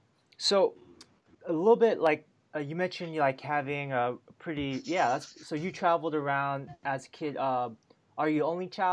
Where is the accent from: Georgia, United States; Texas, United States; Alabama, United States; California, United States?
California, United States; Bay Area; That's just how I grew up in the Bay Area.